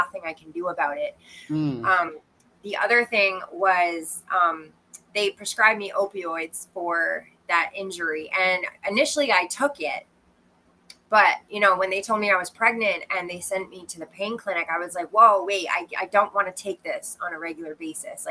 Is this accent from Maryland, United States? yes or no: no; Maine, United States; moved away as an adult; also born or lived in Quincy, Illinois / Brooklyn, New York; now in Texas, United States; when my father got a job at the University of Maine, we moved up there and I spent most of my childhood there.